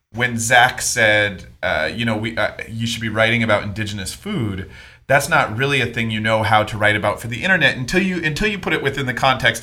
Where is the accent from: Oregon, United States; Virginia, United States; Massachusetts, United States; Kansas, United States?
Oregon, United States; I'm from Oregon.